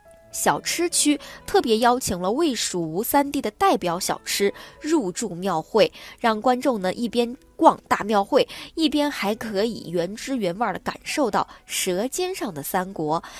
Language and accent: Chinese; Chengdu, Sichuan, China; 我们成都人呢有去草堂寺杜甫草堂游玩的习俗。